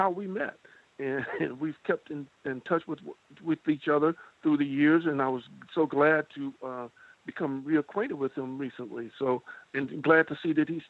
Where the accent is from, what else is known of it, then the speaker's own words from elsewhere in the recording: Los Angeles, California, United States; I grew up in Los Angeles, what is known as Watts, California